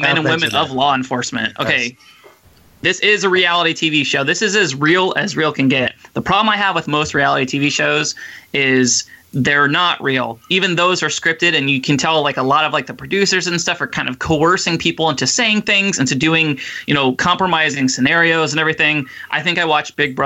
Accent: Fort Myers, Florida, United States; Fort Myers, my hometown

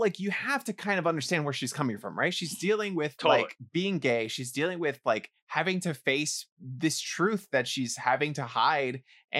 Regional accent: New York City, New York, United States; I didn't really grow up with this kind of thing. I feel like in the Bronx, it was like everywhere is bad.

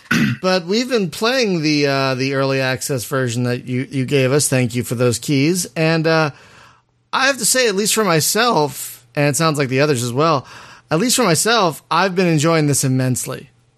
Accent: Philadelphia, Pennsylvania, United States; moved away; I'm from Philadelphia

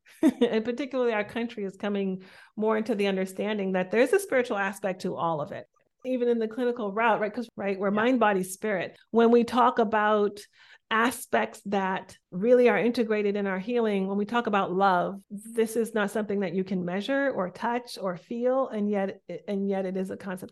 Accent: Boston, Massachusetts, United States; I'm from Boston. I was raised by very deeply cultural Jamaican parents who immigrated to Boston.

